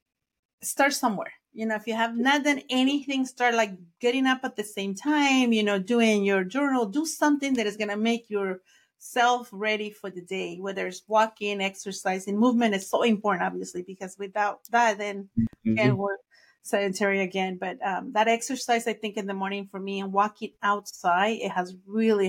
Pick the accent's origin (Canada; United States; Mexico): Mexico; first language Spanish; English is a second language; moved away; I'm from Mexico, so I was born in Mexico, raised in Mexico, so my first language is Spanish.